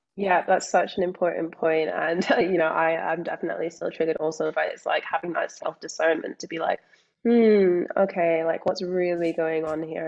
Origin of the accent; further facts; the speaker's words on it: Scotland, United Kingdom; accent: Scottish; also born or lived in England; now in Australia; but also born in England, growing up in Scotland, moving to Australia, being surrounded at school by people who are like, okay, you sound Scottish